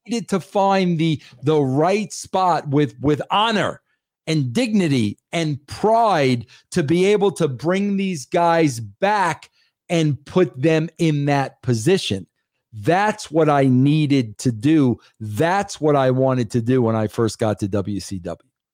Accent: New York, United States; I grew up in New York

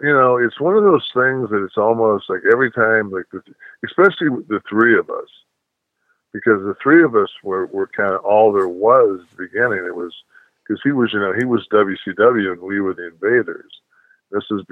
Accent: Detroit, Michigan, United States; I was born and raised in Detroit

